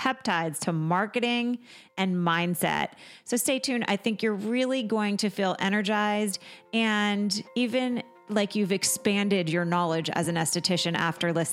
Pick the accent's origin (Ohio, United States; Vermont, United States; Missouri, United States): Vermont, United States; my Vermont roots